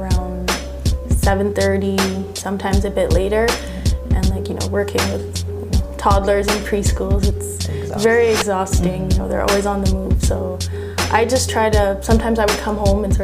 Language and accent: English; Toronto, Ontario, Canada; also born or lived in Montreal, Quebec; I moved out to Scarborough when I was about six, seven